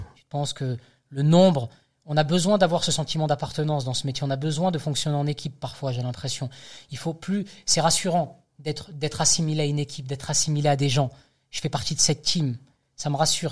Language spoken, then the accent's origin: French; the South, south of France, France; moved away; je suis originaire du Sud